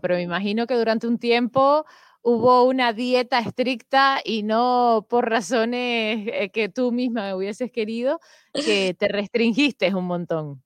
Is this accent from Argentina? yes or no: no; Venezuela; now in Spain; yo siendo venezolana